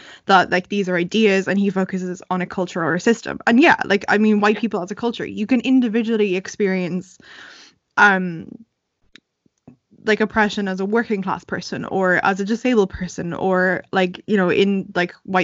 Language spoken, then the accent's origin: English; Ireland; growing up in Ireland, there were two people of color in my whole school